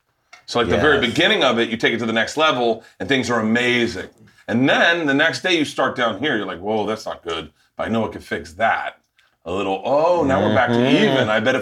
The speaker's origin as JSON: {"language": "English", "region": "Florida", "country": "United States", "tie": "born or raised there", "moved": "yes", "said": "When I grew up in Florida"}